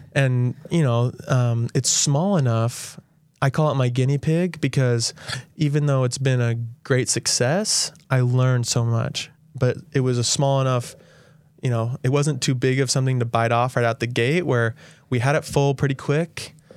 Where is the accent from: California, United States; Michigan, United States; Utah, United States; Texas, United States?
Utah, United States; St. George; I grew up here in Saint George